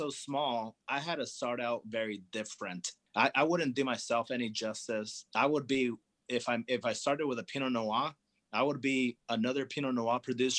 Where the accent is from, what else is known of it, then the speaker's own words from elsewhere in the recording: California, United States; the thicker skin grapes that I grew up enjoying in Napa Valley